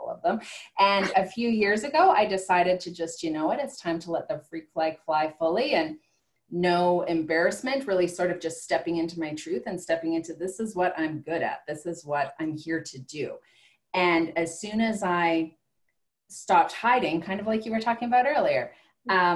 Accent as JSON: {"language": "English", "town": "Calgary", "region": "Alberta", "country": "Canada", "said": "I'm from Calgary, Alberta"}